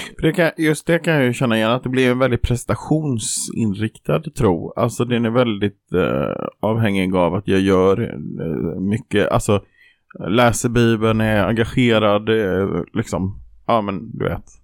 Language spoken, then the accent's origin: Swedish; Jönköping, Jönköping County, Sweden; Jag kommer från bibelbältet i Jönköping